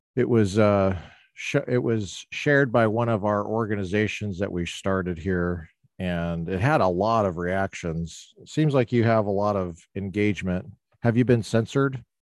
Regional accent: Littleton, Colorado, United States; moved away as an adult; now in Orange County, United States; I grew up in Colorado

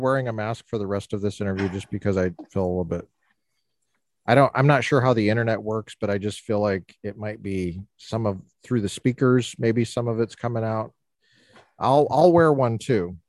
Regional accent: United States; I'm an American

